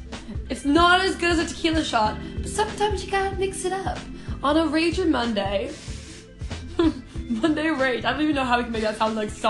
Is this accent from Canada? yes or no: yes; Canada; moved away as an adult; now in Sweden; I am Canadian.